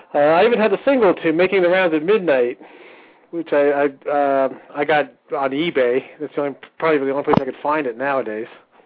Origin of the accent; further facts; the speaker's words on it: Long Island, New York, United States; now in Denver, United States; Hey, I'm originally from Long Island.